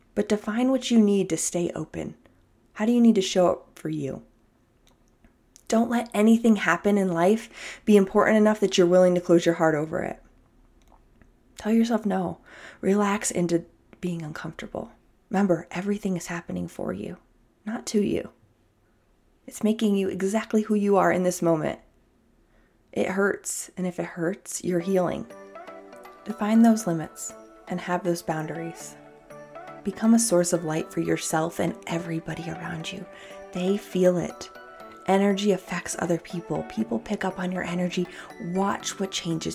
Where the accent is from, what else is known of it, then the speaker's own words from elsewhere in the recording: New York, United States; now in California, United States; I'm a New Yorker.